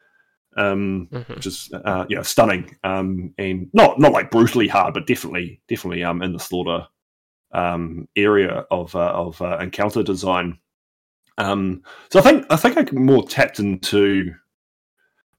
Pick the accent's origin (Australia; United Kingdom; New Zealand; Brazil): New Zealand; I'm a New Zealander.